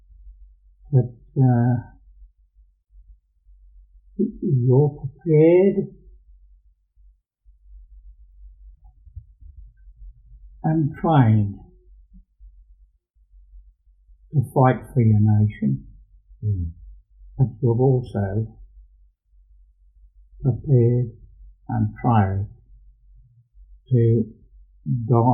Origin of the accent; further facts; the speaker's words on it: Australia; an Australian soldier